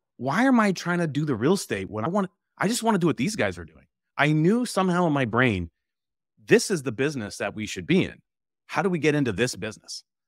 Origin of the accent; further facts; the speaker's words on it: Camrose, Alberta, Canada; I'm originally from the Edmonton area, actually, uh, Camrose, Alberta